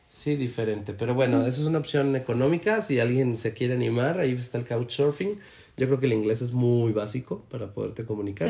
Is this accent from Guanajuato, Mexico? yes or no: yes; León, Guanajuato, Mexico; todos los leoneses